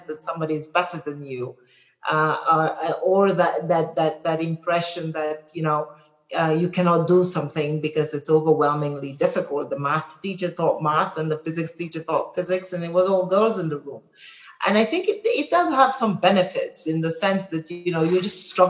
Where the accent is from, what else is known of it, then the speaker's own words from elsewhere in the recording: Cameroon; moved away; also born or lived in Kenya; I come from Cameroon, and I was fortunate enough to have parents who made me sort of travel the breadth of my country, so I know every part of it